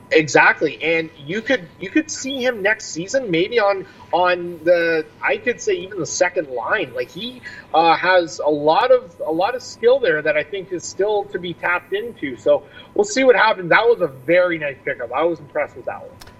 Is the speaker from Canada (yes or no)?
yes; Niagara region, Ontario, Canada; I grew up in the Niagara region, born and raised